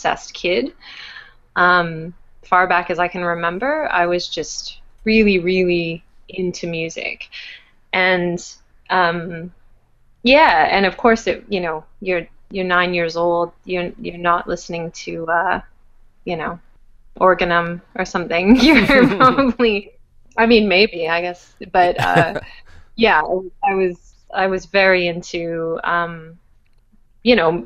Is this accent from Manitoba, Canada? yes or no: yes; Winnipeg, Manitoba, Canada; moved away as an adult; also born or lived in Montreal; When I was growing up in Winnipeg